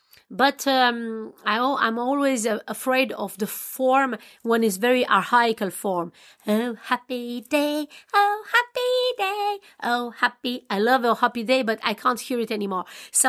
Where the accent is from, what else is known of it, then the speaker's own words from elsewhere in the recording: Oltenia, Romania; English is a second language; I'm born in Romania, and I was raised in Oltenica, dancing like in hot Africa. My blood flows from Balkania.